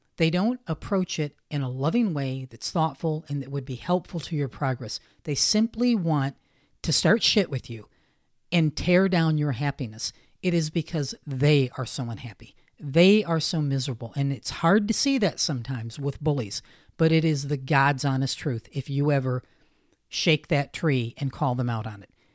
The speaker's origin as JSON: {"language": "English", "region": "the North", "country": "United States", "tie": "born or raised there", "said": "I was raised primarily in the North"}